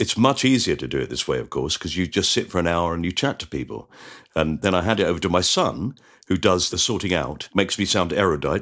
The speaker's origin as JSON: {"language": "English", "town": "Orpington", "region": "London", "country": "United Kingdom", "tie": "born or raised there", "said": "I was brought up in Orpington"}